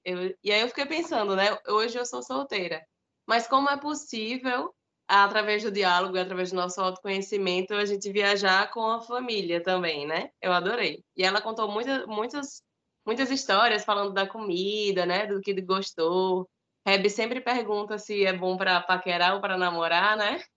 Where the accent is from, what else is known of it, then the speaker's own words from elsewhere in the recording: Natal, Rio Grande do Norte, Brazil; eu nasci em Natal, aqui no Rio Grande do Norte. Nesse momento eu estou aqui.